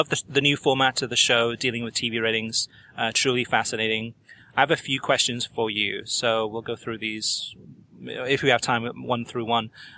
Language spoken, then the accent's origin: English; United States; as an American soccer fan from the grassroots up